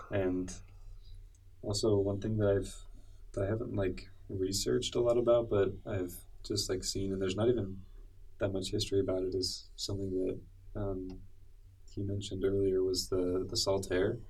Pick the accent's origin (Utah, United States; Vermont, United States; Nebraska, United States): Utah, United States; I grew up in Utah